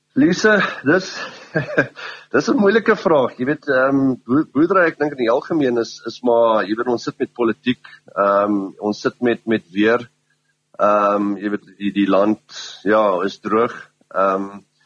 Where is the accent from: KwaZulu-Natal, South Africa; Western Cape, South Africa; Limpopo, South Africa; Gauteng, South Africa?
KwaZulu-Natal, South Africa; Pongola; die res van ons is is uit Pomola uit